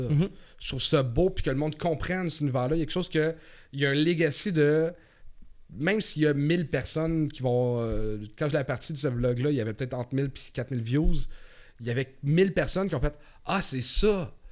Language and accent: French; Montreal, Quebec, Canada; je viens de Montréal